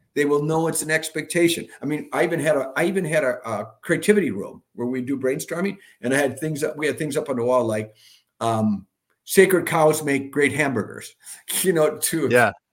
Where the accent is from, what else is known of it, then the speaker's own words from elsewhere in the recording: Milwaukee, Wisconsin, United States; I'm from Milwaukee, the home of Harley Davidson